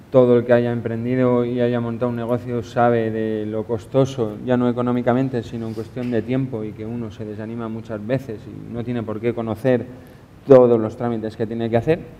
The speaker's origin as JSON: {"language": "Spanish", "town": "Novelda", "region": "Valencian Community", "country": "Spain", "said": "por lo menos de donde yo vengo, en Novelda hay una cantidad de gente que sabe hacer de todo y con gracia y con arte"}